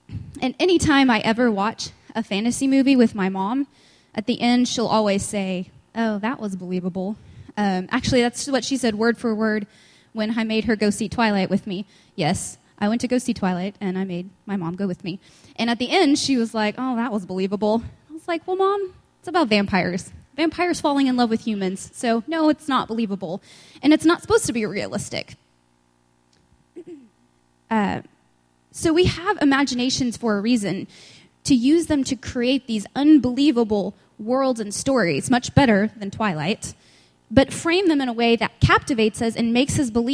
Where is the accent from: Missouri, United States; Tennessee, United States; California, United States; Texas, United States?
Texas, United States; West; I'm from West Texas, so I say antenna